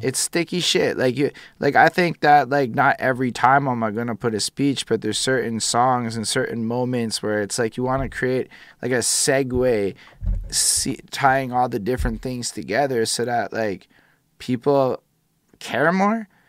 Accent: Quebec, Canada; I was born here as an English person to a person who both my parents went to English school.

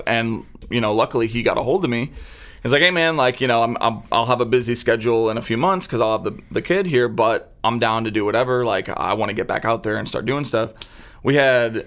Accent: St. Louis, Missouri, United States; born or raised there; moved away as an adult; also born or lived in Austin, Texas

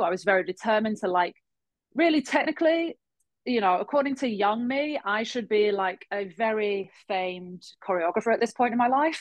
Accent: England, United Kingdom; moved away as an adult; also born or lived in Halifax, Nova Scotia, Canada / London, United Kingdom; now in Montreal, Canada; I was born in Halifax, Nova Scotia. My dad is from there, born and raised. Um, my mum's Irish. We ended up moving to England randomly, as you do, when I was about five

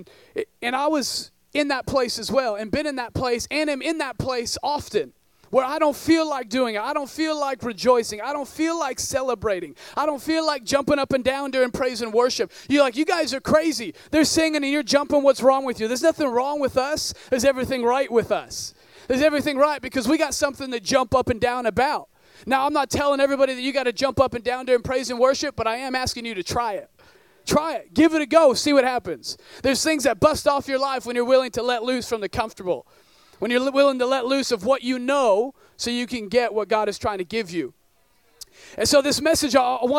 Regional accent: northern Oregon, United States; I grew up in northern Oregon in a town of about 10,000 people

